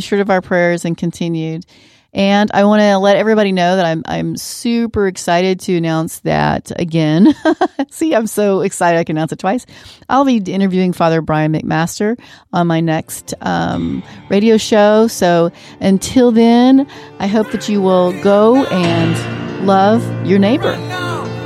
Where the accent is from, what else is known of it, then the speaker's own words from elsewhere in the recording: San Marcos, Texas, United States; as a little kid growing up in San Marcos